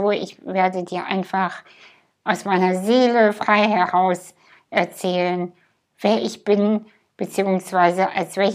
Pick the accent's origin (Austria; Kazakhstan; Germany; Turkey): Kazakhstan; Ich bin in Kasachstan geboren, in einem Dorf, hinter einem Dorf, hinter einem Dorf, was nicht mal auf Google Maps zu finden ist. Ich hatte eine ganz glückliche Kindheit.